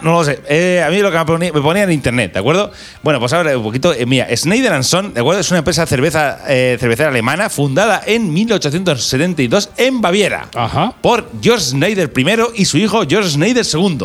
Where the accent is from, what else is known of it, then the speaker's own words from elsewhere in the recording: Albacete, Castilla-La Mancha, Spain; para uno de Albacete